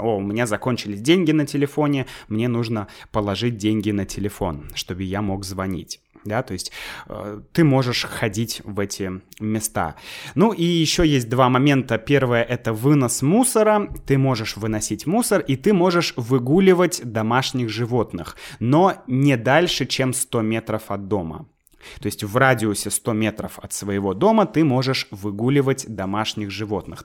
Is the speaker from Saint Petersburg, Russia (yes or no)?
yes; Saint Petersburg, Russia; moved away as an adult; now in Moscow, Russia; я сам из Санкт-Петербурга